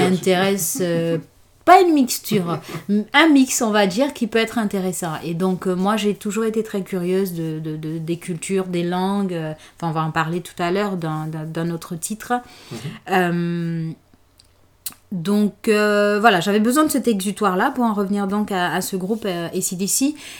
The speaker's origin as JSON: {"language": "French", "region": "Conakry", "country": "Guinea", "tie": "born or raised there", "moved": "as an adult", "said": "je suis née en Guinée, à Conakry, et j'ai passé les 24 premières années de ma vie là-bas"}